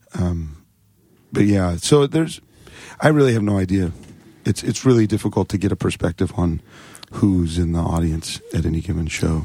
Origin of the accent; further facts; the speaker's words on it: Phoenix, Arizona, United States; now in Seattle, United States; Phoenix, but I've lived in Seattle for twenty-two years